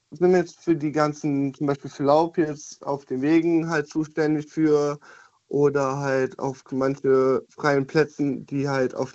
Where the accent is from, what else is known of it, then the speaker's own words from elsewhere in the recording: Düren, North Rhine-Westphalia, Germany; Ich komme, auf, ich komme aus Düren.